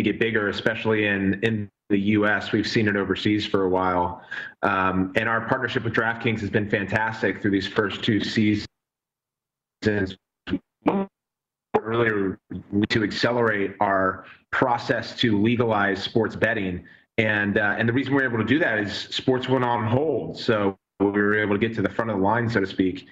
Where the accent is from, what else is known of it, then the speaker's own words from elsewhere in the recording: Montgomery County, Maryland, United States; Montgomery County, Lake Forest Mall really, really hit for me. And the DM on the khakis that we were forced to wear at school